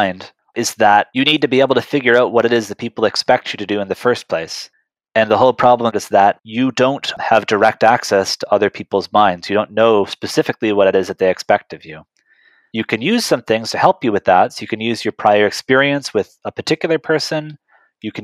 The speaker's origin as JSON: {"language": "English", "region": "Nova Scotia", "country": "Canada", "tie": "born or raised there", "moved": "as an adult", "lives_now": "Boston, United States", "said": "I grew up in Nova Scotia in Canada, so for Americans, just across from Maine"}